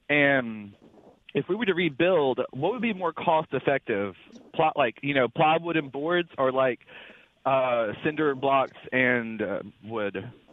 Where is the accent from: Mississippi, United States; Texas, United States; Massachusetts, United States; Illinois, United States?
Mississippi, United States; Philadelphia; I'm from Philadelphia, Mississippi, but I am in Little Rock now because I'm a truck driver